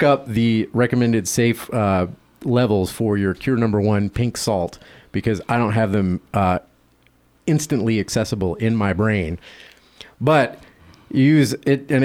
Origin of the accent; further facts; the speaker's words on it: the South, United States; I'm from the South